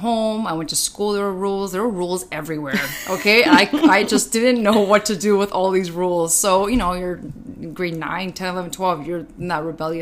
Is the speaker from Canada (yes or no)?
yes; Vaughan, Ontario, Canada; also born or lived in Toronto / Woodbridge; I actually lived in Woodbridge and then I moved to Maple. These are cities outside of Toronto, if nobody knows where they are, and they're literally 10 minutes from each other